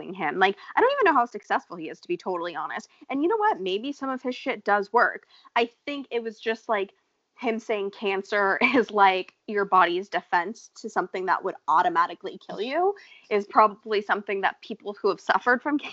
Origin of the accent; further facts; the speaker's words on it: United States; I'm from America.